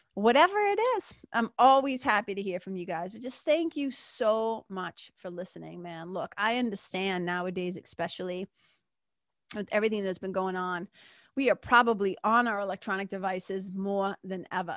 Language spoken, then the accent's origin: English; Lawrence, Massachusetts, United States; When I grew up in Lawrence, again, story for another day, but growing up in Lawrence in nineteen eighty-four